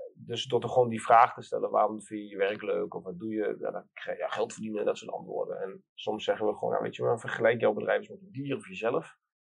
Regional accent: Twente, Overijssel, Netherlands; ik kom uit Twente

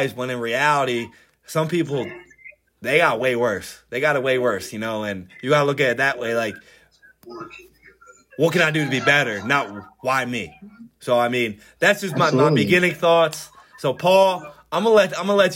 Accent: Norristown, Pennsylvania, United States; also born or lived in Florida; here in town, Norristown, PA. Grew up in East Narn, to be exact

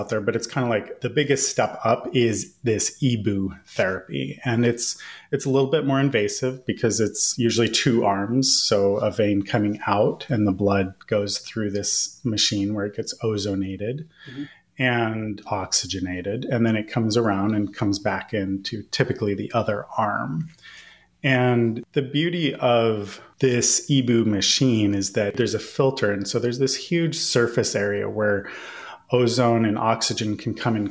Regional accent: Northern California, United States; I grew up in Northern California

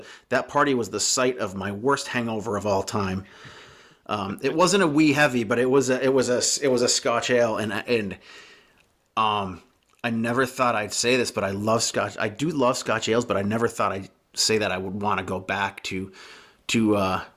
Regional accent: Vermont, United States; I grew up in Vermont here

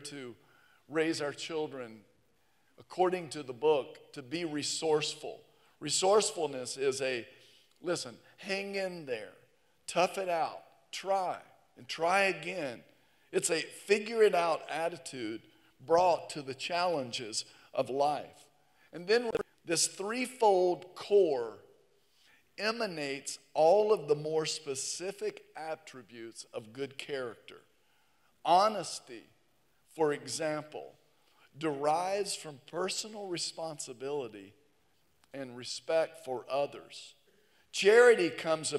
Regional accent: the South, United States; here in the South

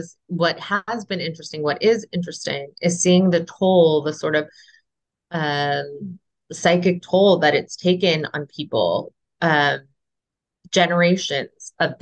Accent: United States; moved away; being an American

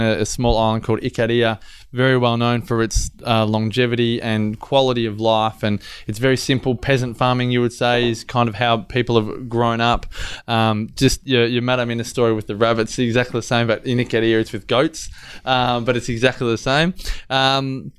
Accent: Australia; as an Australian

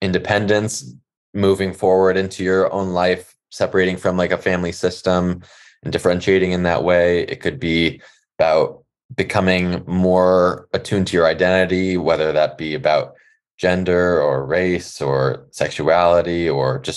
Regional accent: Los Angeles, California, United States; growing up in California and Los Angeles

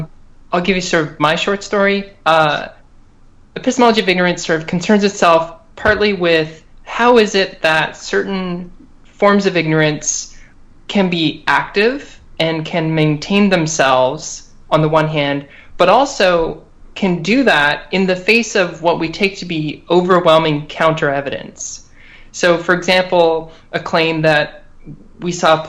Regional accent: Canada; now in United States; I'm Canadian

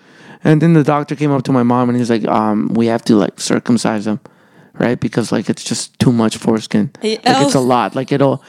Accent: El Salvador; born there; Because when I was born in El Salvador, I was born during an earthquake.

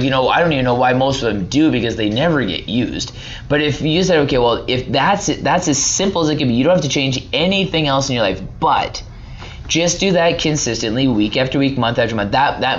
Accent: Canada; I don't know my rights as a Canadian.

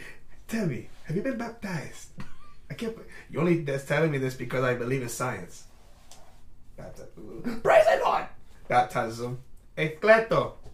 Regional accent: Jamaica; As a Jamaican

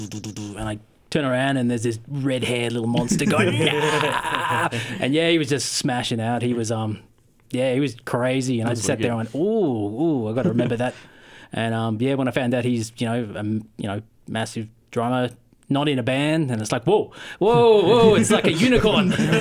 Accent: Sydney, New South Wales, Australia; moved away as an adult; Well, I came down from Sydney about 6 years ago, I think

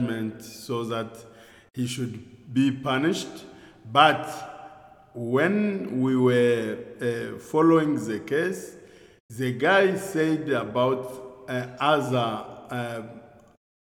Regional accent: Goma, North Kivu, DR Congo; English is a second language; moved away as an adult; I'm from Goma. Goma is my town

